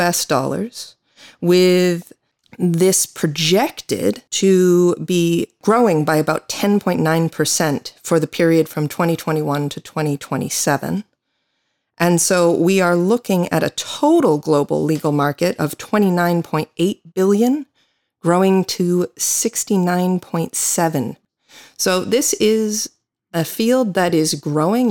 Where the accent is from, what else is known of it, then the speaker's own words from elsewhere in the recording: United States; now in Galway, Ireland; I'm an American attorney